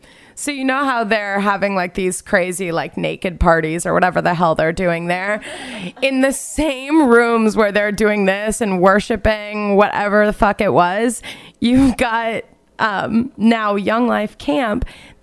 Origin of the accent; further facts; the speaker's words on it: West Coast, United States; growing up on the West Coast, I never went to the big Northeast camps